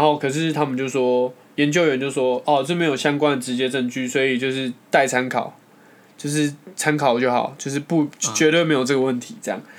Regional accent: Taiwan; 我们台湾人民

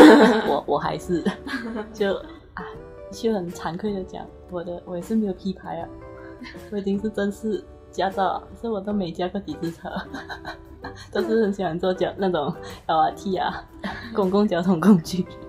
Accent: Malaysia; accent: Malaysian; 我们是来自马来西亚的华人。我们的华语当然不会很标准啦

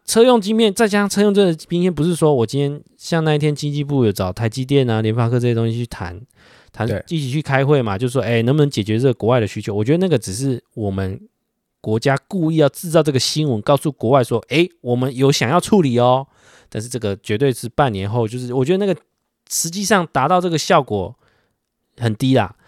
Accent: Taiwan; 身为台湾人的一个情感大于法律的那种心态

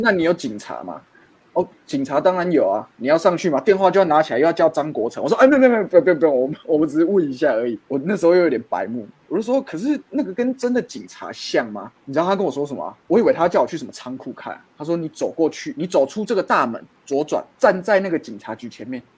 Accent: Tainan, Taiwan; 我是台南人

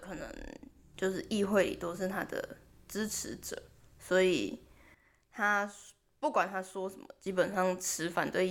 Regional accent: Taiwan; now in Japan; 我身为一个台湾人

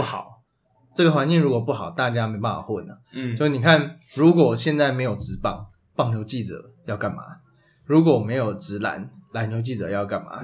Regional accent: Taipei, Taiwan; 我跟Peter都是土生土长台北人

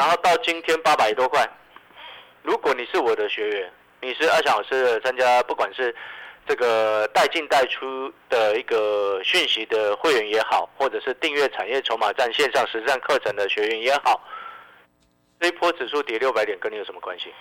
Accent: Hualien, Hualien County, Taiwan; 身为花莲人的我

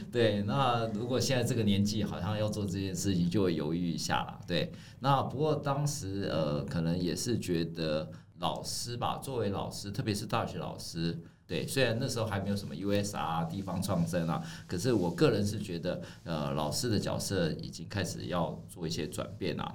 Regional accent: Taipei, Taiwan; now in Taichung, Taiwan; 因为我是台北长大的小孩

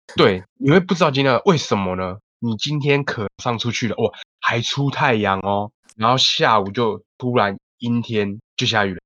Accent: North Coast, Taiwan; 小弟我就是住在北海岸。哦，那个从小到大土生哦土长。土生土长，喝台海风长大的对，人喝海风长大的

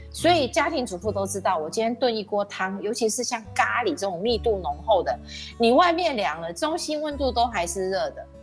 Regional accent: Taiwan; 咱们台湾人更觉得读哲哲学找不到工作。

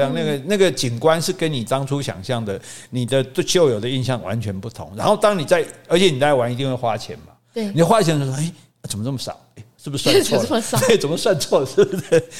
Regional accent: Taipei, Taiwan; 劝我，我是台北人，劝我搬来高雄

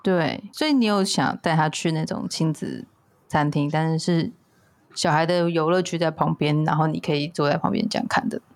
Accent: Taipei, Taiwan; 我从小就在台北长大

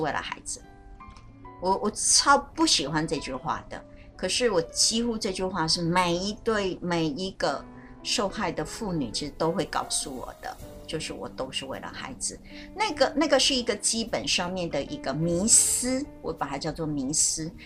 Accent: Taiwan; 我们台湾人

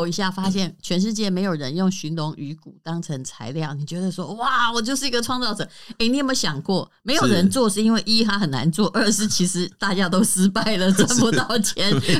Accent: Taiwan; 我是本省人小孩，

